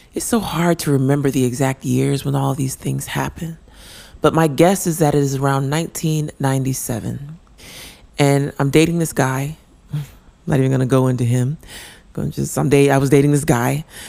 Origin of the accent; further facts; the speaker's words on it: Denver, Colorado, United States; we were growing up in Denver, Colorado.